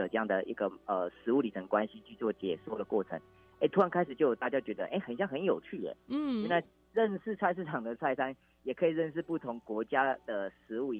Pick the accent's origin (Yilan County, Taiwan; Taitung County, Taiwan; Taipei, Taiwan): Yilan County, Taiwan; Yilan; 其实我父母是在宜兰火车站前面的南北馆市场长大的， {S0} 是 {S1} 啊，应该说这边做生意，我在这边长大。